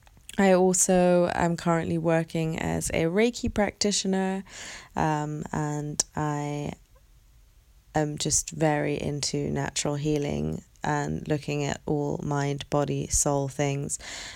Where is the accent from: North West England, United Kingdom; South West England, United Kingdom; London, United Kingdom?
London, United Kingdom; And London is my hometown. It's where I was born. It's where I grew up my whole life.